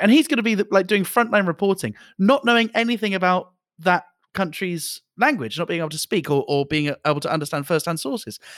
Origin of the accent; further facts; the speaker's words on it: United Kingdom; even as a British person